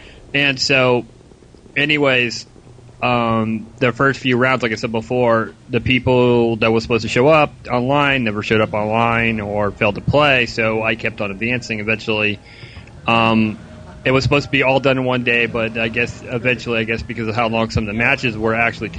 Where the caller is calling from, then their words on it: Melbourne, Florida, United States; It is an excellent call from Melbourne, Florida.